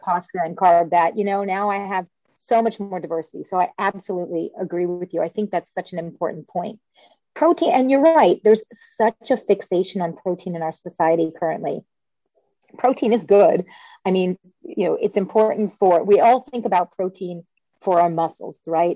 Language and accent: English; Louisville, Kentucky, United States; moved away as an adult; also born or lived in Cambridge, Massachusetts / Boston, Massachusetts / Chicago, Illinois; now I'm practicing back in my hometown of Louisville, Kentucky.